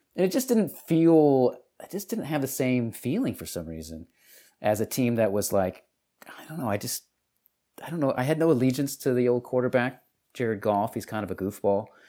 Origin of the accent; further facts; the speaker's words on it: Detroit, Michigan, United States; moved away; also born or lived in Texas; I was from Detroit.